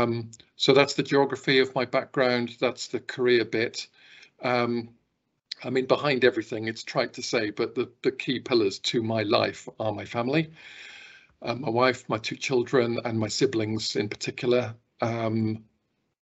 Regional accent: Stroud, South West England, United Kingdom; moved away as an adult; also born or lived in London / Brussels; now in Scotland, United Kingdom; I was born in Gloucestershire and born in a place called Stroud. And that's where I spent the first part of my life

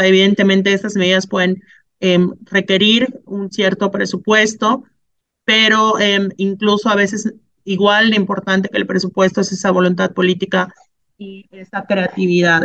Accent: Mexico

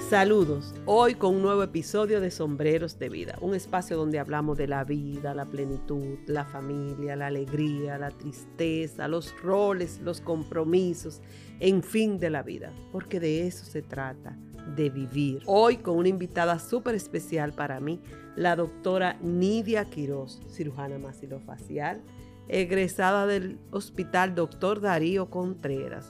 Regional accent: San Juan de la Maguana, San Juan, Dominican Republic; Yo también soy de pueblo, usted del norte, yo del sur, San Juan de la Maguana

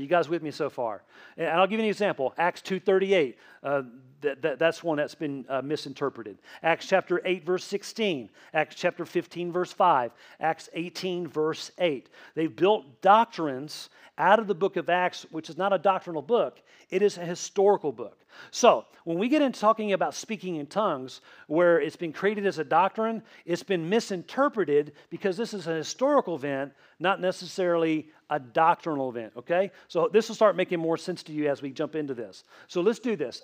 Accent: Tennessee, United States; accent: Tennessee; moved away; I grew up in Tennessee most of my childhood

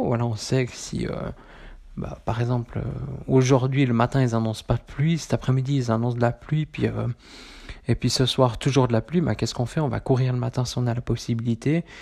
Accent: Switzerland; chez nous, en Suisse

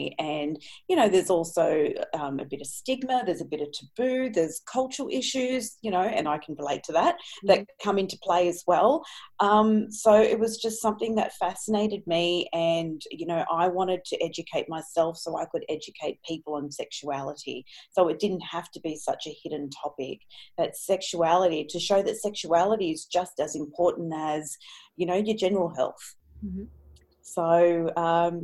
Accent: Sydney, New South Wales, Australia; I'm from Sydney, Australia. And I grew up in a very different household

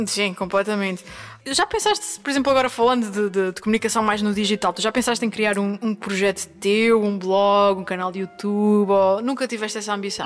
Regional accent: Angra do Heroísmo, Azores, Portugal; Ilha Terceira, onde está a cidade de Angra do Heroísmo, onde eu nasci

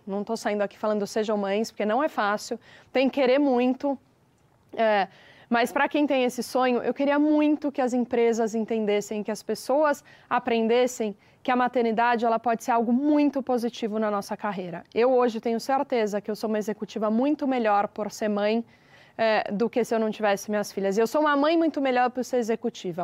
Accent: Araraquara, São Paulo, Brazil; moved away as an adult; now in São Paulo, Brazil; eu sou de Araraquara e eu mudei para São Paulo para fazer faculdade e aqui fiquei

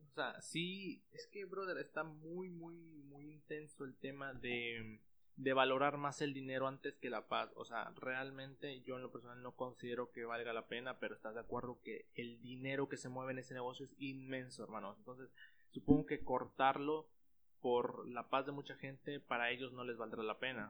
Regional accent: Mexico; nosotros como mexicanos

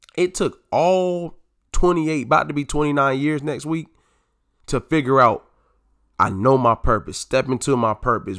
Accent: North Carolina, United States; moved away as an adult; now in DMV area, United States; living in the D M V area from, from North Carolina

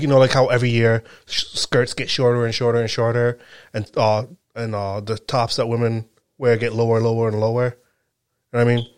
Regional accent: Rhode Island, United States; I'm from Rhode Island

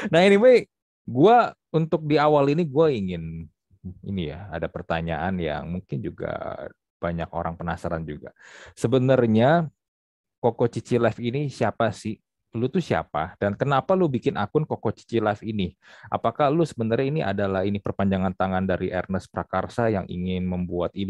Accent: Pademangan, Jakarta, Indonesia; lu bikin konten yang gue gue bilang lu sedikit menghina Pademangan, kampung halaman gue

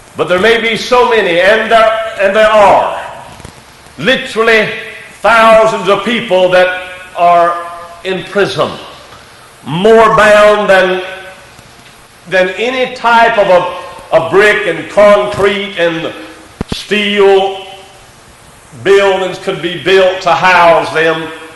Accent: United States; we are an American citizen

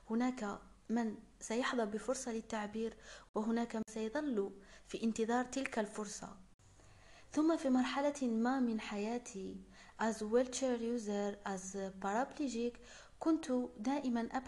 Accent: Algeria; دعوني أعرفكم على نفسي قليلا … من الجزائر طالبة ميكانيك ومؤلفة

